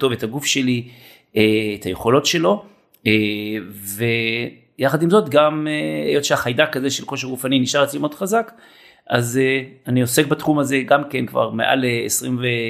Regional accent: Israel; אני בן קיבוץ

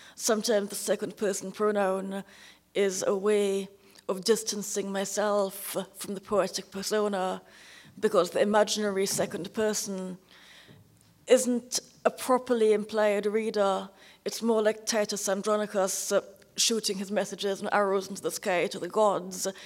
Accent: Trinidad & Tobago; Trinidad, where I was born

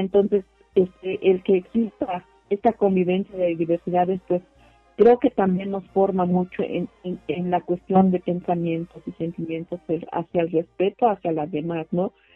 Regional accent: Tlahuitoltepec, Oaxaca, Mexico; first language Mixe (Ayuuk); Spanish is a second language; la mayor parte de las compañeras que somos nativas de Tlaltepec, pues hablamos la lengua ayú

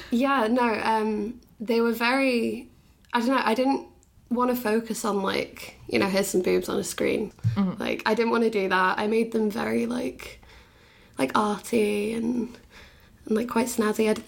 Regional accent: Bath, South West England, United Kingdom; just because I'm from

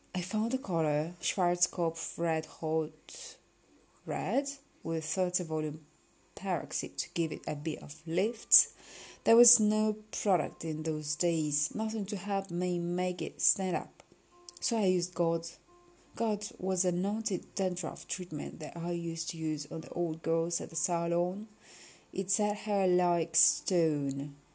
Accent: Beckenham, London, United Kingdom; I was from Beckenham

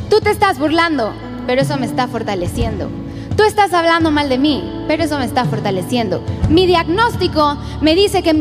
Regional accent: Spain; Soy española, sí es cierto.

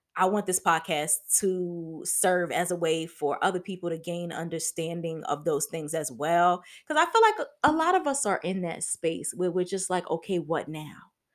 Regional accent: New York City, New York, United States; moved away as an adult; also born or lived in Atlanta, Georgia; I'm originally from Harlem, New York

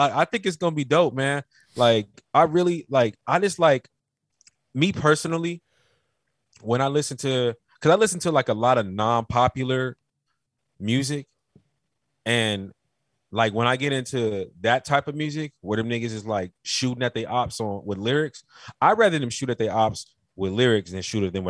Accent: Carolina, United States; I told you in the last podcast I was from Carolina. Do you know about the Geechee niggas?

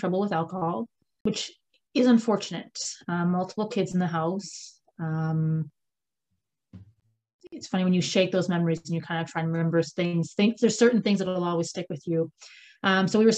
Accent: Ontario, Canada; now in Comox Valley, Canada; I'm actually from Ontario. So I'm one of those Ontario kids who moved here

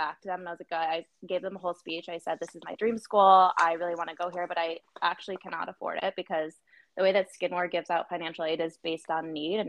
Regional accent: Buffalo, New York, United States; moved away as an adult; now in New York City, United States; I left my hometown, nothing against Buffalo

